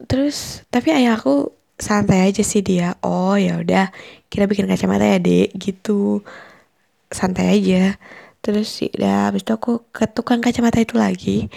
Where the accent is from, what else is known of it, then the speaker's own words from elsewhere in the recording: Bali, Indonesia; moved away as an adult; also born or lived in Bandung; aku lah di Bandung oh aku btw aku dari Bali jadi aku merantau ke Bandung